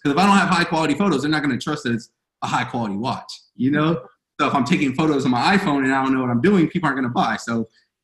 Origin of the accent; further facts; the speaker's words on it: Fontana, California, United States; I'm from Fontana, California